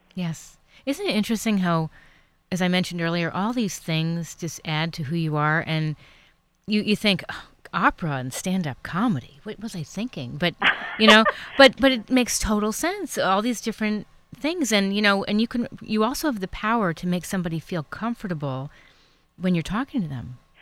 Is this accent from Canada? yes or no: no; East Coast, United States; now in California, United States; I'm from the East Coast, but living here in California